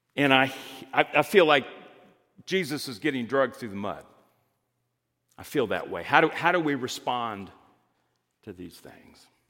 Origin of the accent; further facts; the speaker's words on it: Greenwood, Indiana, United States; I had the experience of growing up in Greenwood, Indiana